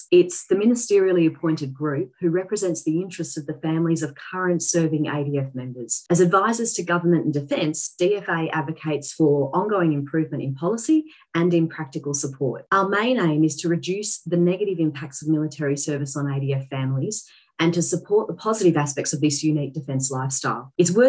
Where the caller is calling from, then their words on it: Canberra, Australian Capital Territory, Australia; I'm dialing in from Ngunnawal Land in Canberra